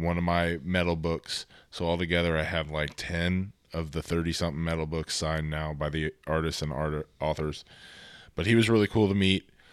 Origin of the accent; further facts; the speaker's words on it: Texas, United States; I am from Texas